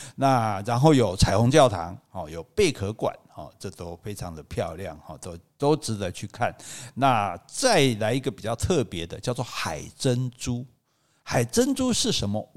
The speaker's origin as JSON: {"language": "Chinese", "region": "Kaohsiung", "country": "Taiwan", "said": "我高雄人"}